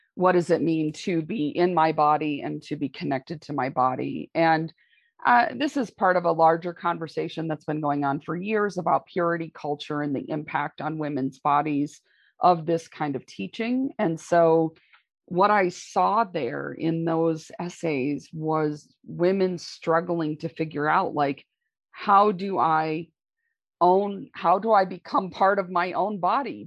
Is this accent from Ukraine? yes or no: no; Michigan, United States; I grew up in Michigan in a very conservative